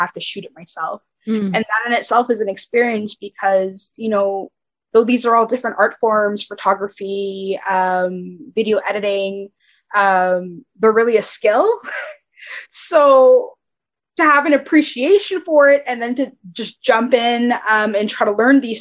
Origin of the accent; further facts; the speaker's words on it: Montreal, Quebec, Canada; I'm from Montreal